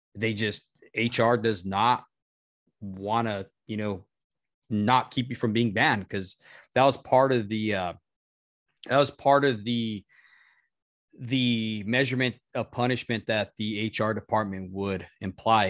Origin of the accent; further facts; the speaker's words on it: Albuquerque, New Mexico, United States; moved away as an adult; we moved from Albuquerque, New Mexico